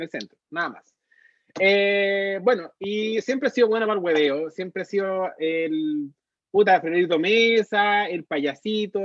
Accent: Cauquenes, Maule, Chile; also born or lived in Talca / Santiago / San Fernando; now in Chillán, Chile; soy de Chillán, pero originalmente soy de Cauquenes y estudié en Talca.

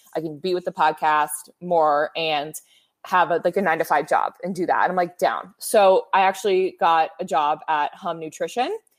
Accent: Bay Area, California, United States; moved away as an adult; now in Los Angeles, United States; I'm from the Bay

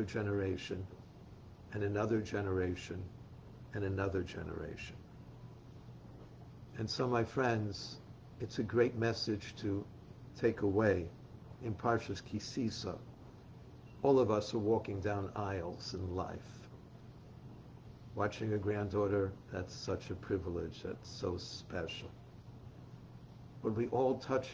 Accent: New York City, New York, United States; I grew up in the Bronx

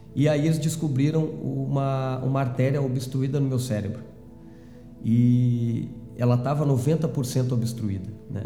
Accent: Canguçu, Rio Grande do Sul, Brazil; nasci no interior do, do estado, né? na Zona Sul, uhum. uma cidade chamada Canguçu, que fica certo. próximo a Pelotas

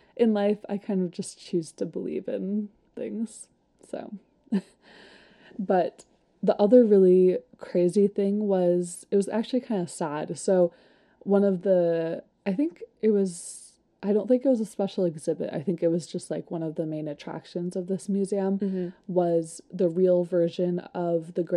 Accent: Seattle, Washington, United States; I'm from Seattle

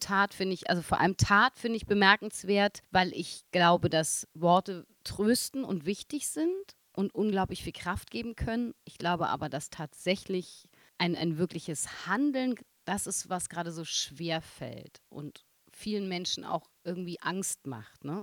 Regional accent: Berlin, Germany; da wo ich groß geworden bin, so ein Wilmersdorf oder ein Dahlem

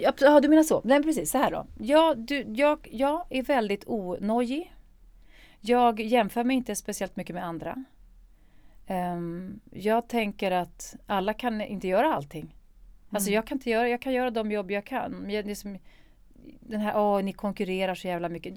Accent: Stockholm, Stockholm County, Sweden; jag är född i Stockholm

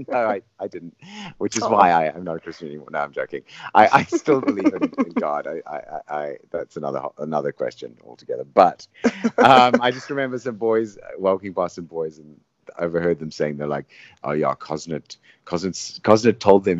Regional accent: Zimbabwe; When I grew up in Zimbabwe on a tobacco farm.

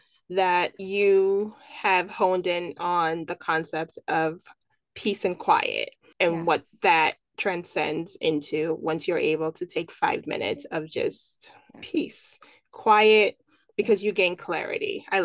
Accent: Nigeria; Yeah, no, you know, I'm Nigerian.

